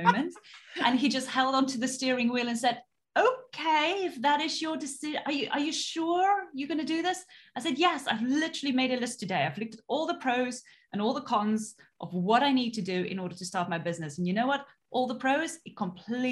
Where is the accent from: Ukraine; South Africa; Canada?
South Africa; moved away; originally I'm actually from South Africa and I came from such a small town. You know, there was literally growing up, there was one traffic light